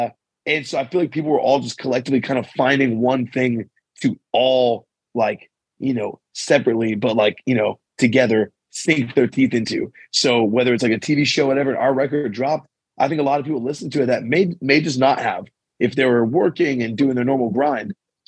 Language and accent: English; San Pedro, California, United States; now in Santa Cruz, United States; I'm originally from San Pedro, California, but Santa Cruz has been home for the last 10 years.